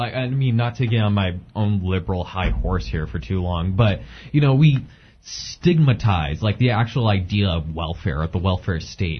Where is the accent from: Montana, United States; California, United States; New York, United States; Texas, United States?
California, United States; San Diego; my hometown of, like, San Diego